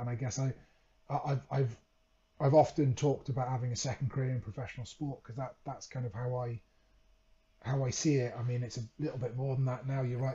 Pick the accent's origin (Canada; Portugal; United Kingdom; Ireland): United Kingdom; Wales; moved away as an adult; also born or lived in Leeds; growing up in Wales